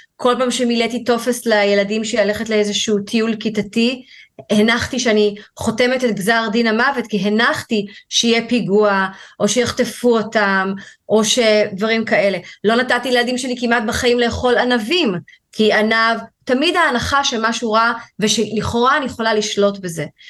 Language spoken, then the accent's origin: Hebrew; Tel Aviv, Tel Aviv District, Israel; moved away as an adult; now in England, United Kingdom; אני אה, גדלתי בישראל, בתל אביב